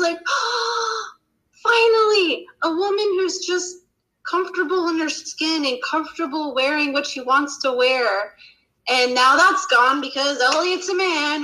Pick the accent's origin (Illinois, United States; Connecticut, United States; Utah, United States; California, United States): Utah, United States; now in Sweden; I'm from Utah, you know, a totally different culture to to Ohio